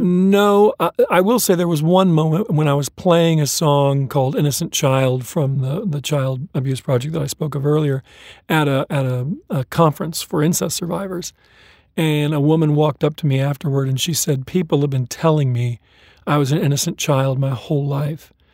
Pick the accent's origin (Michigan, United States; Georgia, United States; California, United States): California, United States; Southern; also born or lived in Kokomo, Indiana; I grew up in California